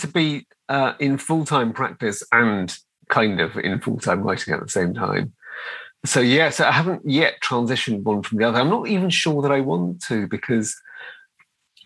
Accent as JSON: {"language": "English", "town": "Liverpool", "region": "North West England", "country": "United Kingdom", "tie": "born or raised there", "said": "I grew up in Liverpool, and I was born in 1969, so I was growing up in Liverpool in the kind of 70s era"}